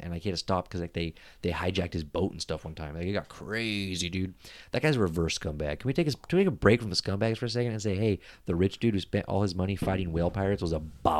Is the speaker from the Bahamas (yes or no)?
no; Philippines; Like I think what's scarier as a Filipino to travel there.